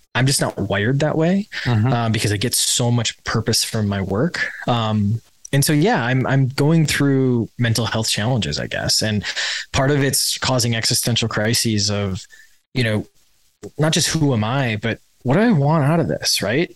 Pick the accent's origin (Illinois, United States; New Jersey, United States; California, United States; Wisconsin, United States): Wisconsin, United States; I grew up in Wisconsin